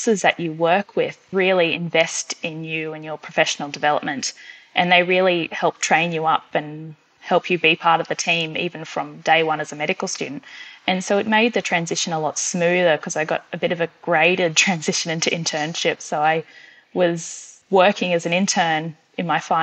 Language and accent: English; Queensland, Australia; moved away as an adult; now in Dubbo, Australia; grew up in Queensland